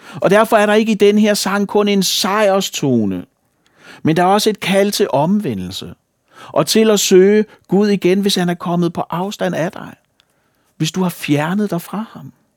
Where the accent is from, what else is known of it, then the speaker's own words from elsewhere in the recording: Falster, Zealand, Denmark; Falster, hvor jeg kommer fra